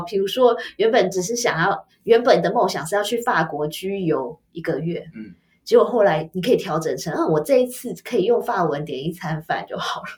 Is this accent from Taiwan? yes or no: yes; Taiwan; 我们台湾人